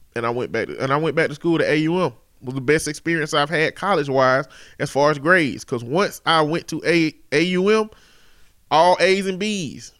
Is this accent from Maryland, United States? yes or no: no; Chambers County, Alabama, United States; I'm from the Chambers County area